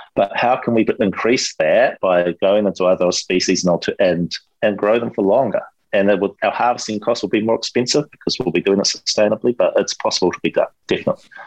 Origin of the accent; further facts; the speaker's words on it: Hawke's Bay, New Zealand; my hometown of, of Hawke's Bay